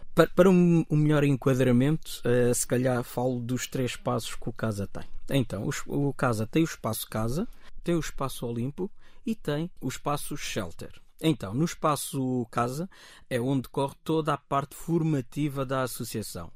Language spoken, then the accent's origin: Portuguese; Amadora, Lisbon, Portugal; nasci aqui em Portugal e curiosamente fui das primeiras famílias a cá vir viver no, no Zambujal. Estou cá há 45 anos